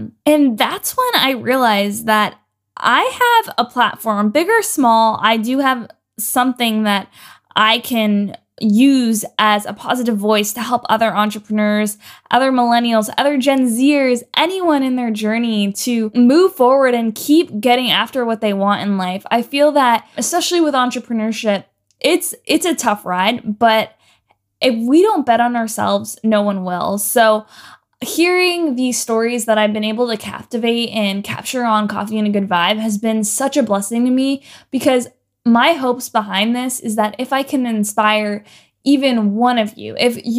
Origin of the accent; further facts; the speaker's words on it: Ontario, Canada; moved away as an adult; now in Los Angeles, United States; So last year I moved to LA, and man, it was quite a ride. I moved from Canada.